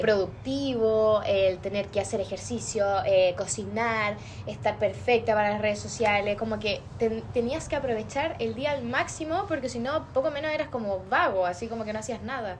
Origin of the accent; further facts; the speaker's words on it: Osorno, Los Lagos, Chile; moved away as an adult; now in Temuco, Chile; yo no soy de acá de Temuco, que es donde es la Nicole, yo soy de Osorno